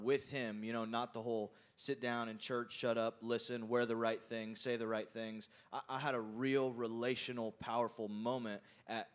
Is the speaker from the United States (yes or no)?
yes; small town Indiana, United States; I grew up. We're from Indiana, and so, yeah. Thank you. Great state. And small town Indiana